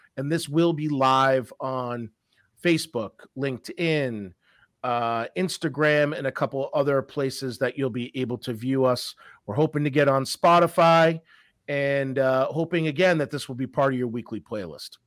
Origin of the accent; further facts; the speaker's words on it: Massachusetts, United States; also born or lived in Colorado; born and raised in, uh, Massachusetts. I might not have that, uh, hardcore accent